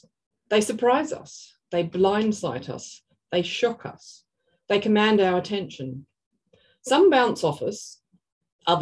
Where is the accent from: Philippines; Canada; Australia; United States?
Australia; I'm an Australian artist